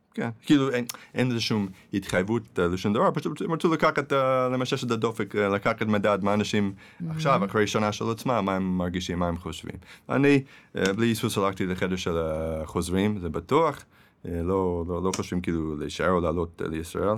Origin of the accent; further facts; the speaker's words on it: Manhattan, then New Jersey, United States; Hebrew is a second language; moved away as an adult; now in Israel; Yes, I was born and raised, נולדתי וגדלתי במנהטן, ועד גיל צעיר עברנו לניו